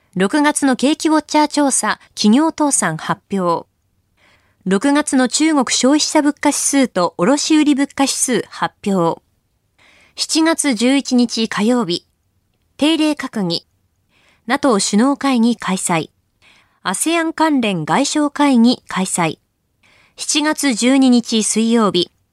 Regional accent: Akita, Japan; 私のふるさと、秋田

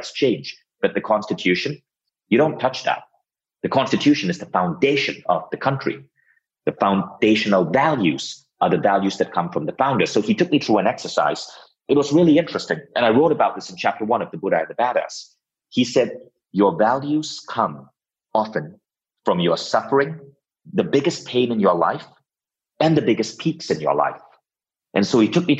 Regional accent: Malaysia; moved away as an adult; also born or lived in United States; now in Estonia; I had to move back to my home country, Malaysia, build my company, Mind Valley, in Malaysia.

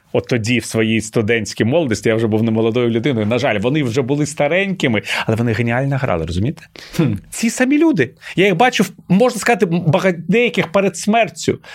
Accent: Kyiv, Ukraine; Ukrainian is a second language; Коли я зростав в Києві

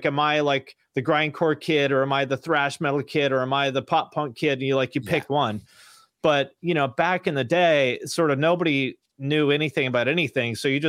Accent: Washington, United States; I grew up like way outside Seattle, like 20 miles outside Seattle, which now is like a place people commute from, but there was nothing there when I grew up there.

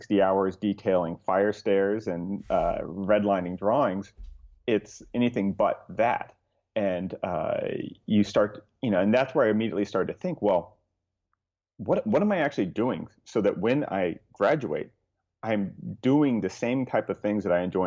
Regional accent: Southern California, United States; So I grew up in Southern California

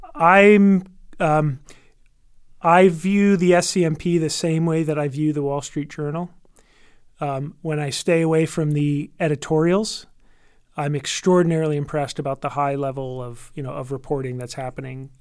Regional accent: United States; as an American

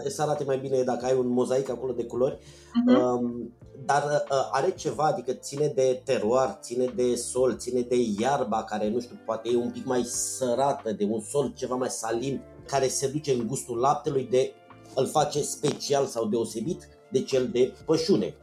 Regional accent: Focșani, Vrancea County, Romania; now in Bucharest, Romania; la Focșani, spre exemplu, de unde sunt eu

